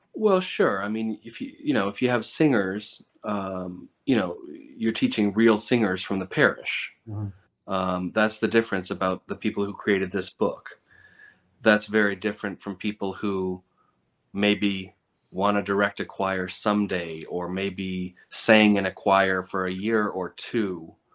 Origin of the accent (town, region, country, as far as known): United States